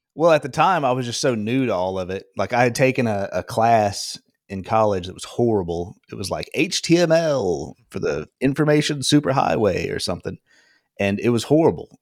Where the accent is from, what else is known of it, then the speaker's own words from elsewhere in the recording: Alabama, United States; moved away as an adult; also born or lived in Portland, Oregon; now in Austin, United States; I lived in, grew up in Alabama